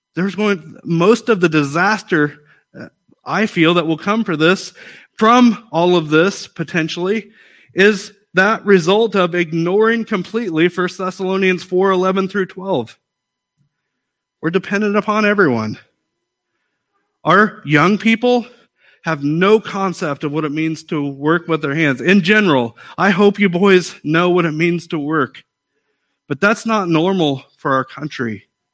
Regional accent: United States; I'm an American

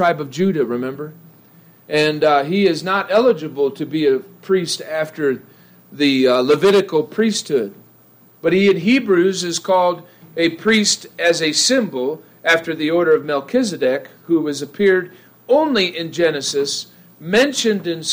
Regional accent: Ohio, United States; now in Idaho, United States; I grew up in the Midwest. I grew up in Ohio

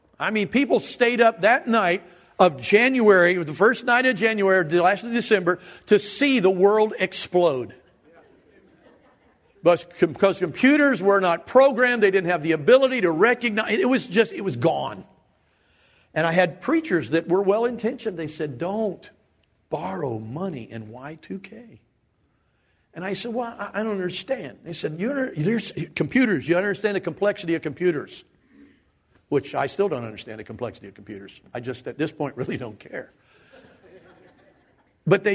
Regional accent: Dayton, Ohio, United States; I grew up in the Dayton area

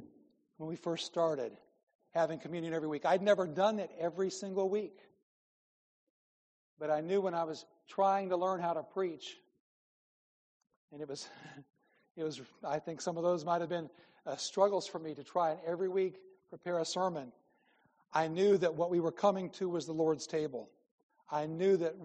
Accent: Midwest, United States; moved away as an adult; I grew up in the Midwest

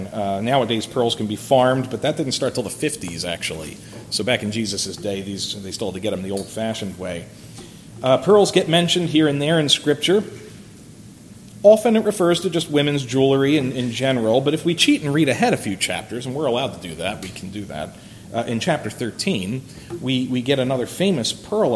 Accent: Philadelphia, Pennsylvania, United States; when I was growing up in Philadelphia

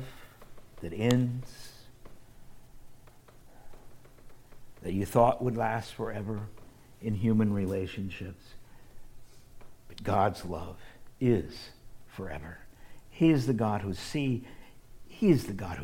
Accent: Midwest, United States; I grew up in the Midwest

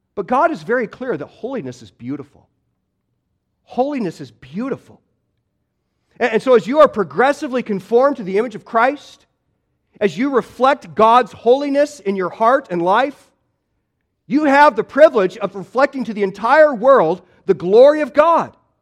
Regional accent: Midwest, United States; moved away; I grew up in the Midwest

